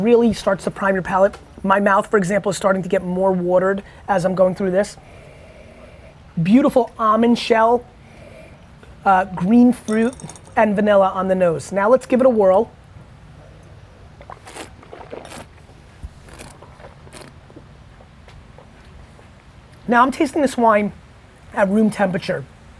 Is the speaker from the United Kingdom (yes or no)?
no; Edison, New Jersey, United States; I grew up in Edison, New Jersey